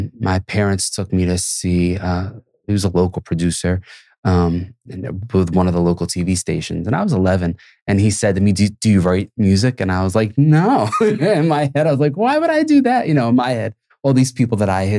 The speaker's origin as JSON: {"language": "English", "town": "Philadelphia", "region": "Pennsylvania", "country": "United States", "tie": "born or raised there", "said": "I think growing up in Philly too, when you ride through certain neighborhoods, certain places, and you see disenfranchised communities"}